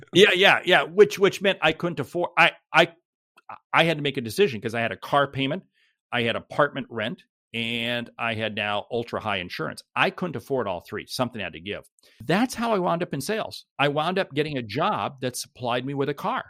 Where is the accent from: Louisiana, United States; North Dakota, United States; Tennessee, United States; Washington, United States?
Washington, United States; Seattle; I, I grew up in Seattle and, uh, went to school in Seattle, went to college in Seattle